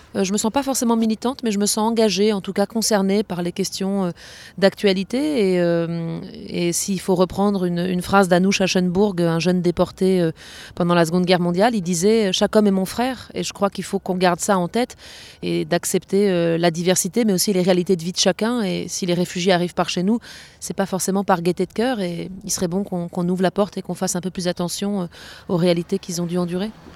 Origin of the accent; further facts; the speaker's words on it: Strasbourg, Grand Est, France; also born or lived in Hénin-Carvin; je suis strasbourgeoise et actuellement en résidence d'immersion et de travail dans la communauté d'agglomération d'Hénin-Carvin